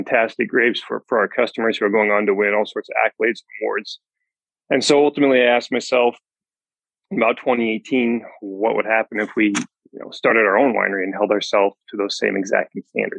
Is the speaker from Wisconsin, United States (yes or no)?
no; Horse Heaven Hills, Washington, United States; 80 years of four generations here in the Horse Seven Hills, where we're currently farming today. And that's where I grew up here in the Horse Seven Hills. It's a wide open, vast, rugged terrain, 30 miles from anywhere. So, you know, it's very, very rural